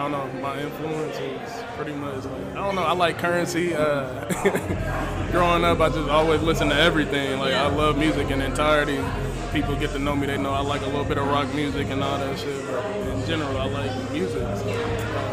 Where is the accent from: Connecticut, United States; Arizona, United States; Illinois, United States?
Illinois, United States; Springfield; I'm from Springfield, born and raised